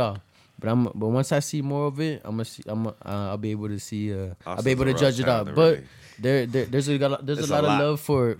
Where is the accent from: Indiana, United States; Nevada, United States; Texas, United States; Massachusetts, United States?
Texas, United States; Laredo; I'm from Laredo. Like, I'm going to live here my whole life. I'm going to stay here my whole life